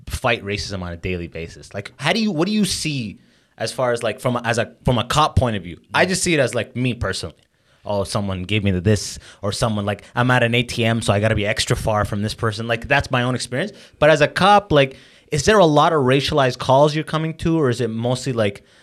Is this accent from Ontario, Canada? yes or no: yes; London, Ontario, Canada; like I'm from, I grew up in London, Ontario.